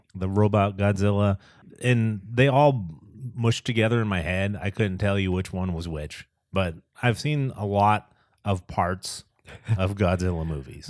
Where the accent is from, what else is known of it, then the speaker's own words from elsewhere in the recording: Boston, Massachusetts, United States; I grew up in the Boston area